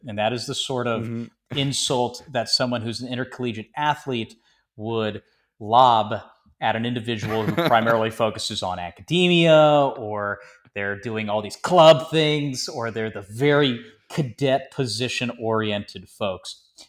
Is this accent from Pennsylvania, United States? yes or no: no; Georgia, United States; also born or lived in Florida / Tennessee / Maryland / South Carolina; So I grew up in Florida, Tennessee, Maryland, South Carolina, and Georgia, which I consider my home state from the majority of my childhood was spent there.